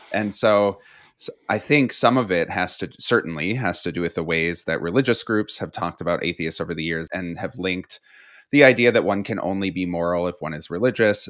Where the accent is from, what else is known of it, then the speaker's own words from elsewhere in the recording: Midwest, United States; a queer kid growing up in the Midwest